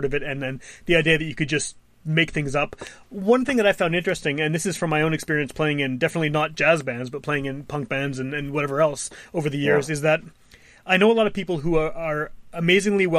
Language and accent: English; Winnipeg, Manitoba, Canada; I'm also from Wolseley